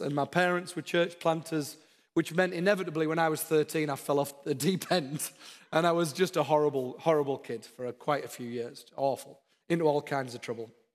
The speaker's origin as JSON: {"language": "English", "region": "the north of England", "country": "United Kingdom", "moved": "yes", "lives_now": "Texas, United States", "said": "My accent's not very Downton Abbey. I come from the north of England. We're a bit different up there"}